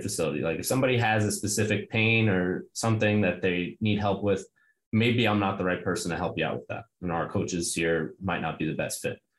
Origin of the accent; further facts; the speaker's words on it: New York City, New York, United States; I'm from Brooklyn